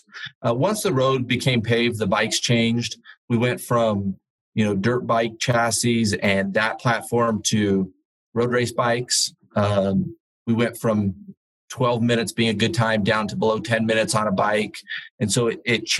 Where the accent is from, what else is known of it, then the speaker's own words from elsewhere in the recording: Colorado Springs, Colorado, United States; Colorado Springs, which was my hometown